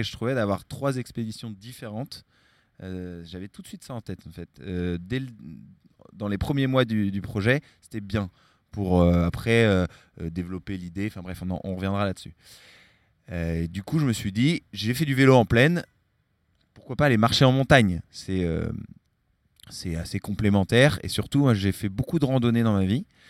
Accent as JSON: {"language": "French", "town": "Larmor-Plage", "region": "Brittany", "country": "France", "tie": "born or raised there", "also_born_or_lived": "San Francisco", "moved": "yes", "lives_now": "Marseille, France", "said": "Je suis originaire de Bretagne."}